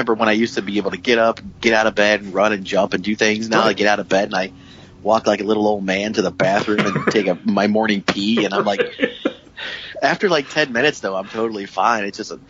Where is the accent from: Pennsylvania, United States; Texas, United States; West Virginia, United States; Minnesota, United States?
West Virginia, United States; moved away; growing up in West Virginia